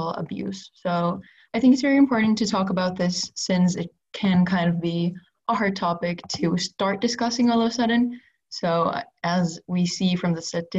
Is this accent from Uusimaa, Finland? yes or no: yes; Helsinki, Uusimaa, Finland; I come from Helsinki, Finland